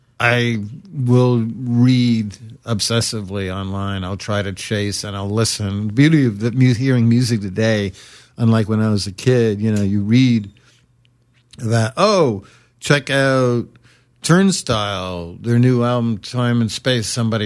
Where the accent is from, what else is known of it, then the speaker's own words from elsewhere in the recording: Brooklyn, New York, United States; somebody says, "Are you American?" I'm like, "No, I'm from Brooklyn."